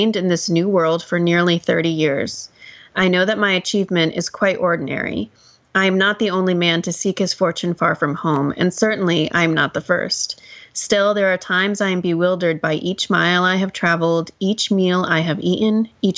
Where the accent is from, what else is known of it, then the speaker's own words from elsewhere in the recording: United States; you and I are both born and raised in the United States